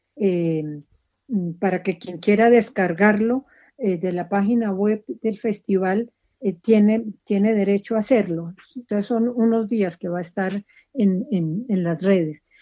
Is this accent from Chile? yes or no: no; Colombia; nosotros como colombianos crecimos con, con la muerte amenazando en todas partes